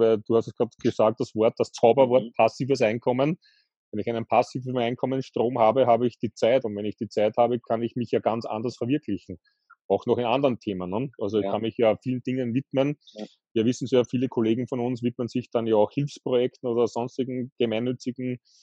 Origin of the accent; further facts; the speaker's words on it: Austria; bei uns in Österreich ist es üblich